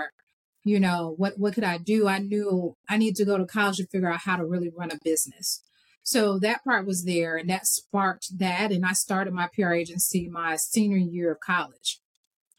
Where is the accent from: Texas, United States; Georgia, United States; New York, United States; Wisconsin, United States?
Georgia, United States; Atlanta; Born and raised in Atlanta, Georgia.